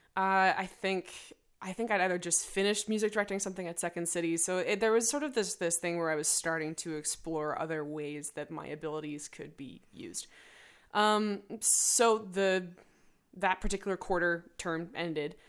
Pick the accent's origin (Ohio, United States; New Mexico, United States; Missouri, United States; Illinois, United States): Illinois, United States; Evanston; also born or lived in Chicago; I moved out of my hometown, Evanston.